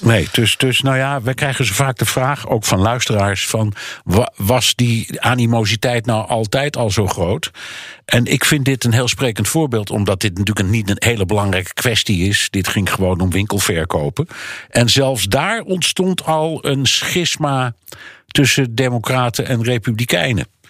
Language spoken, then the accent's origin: Dutch; Netherlands; bij ons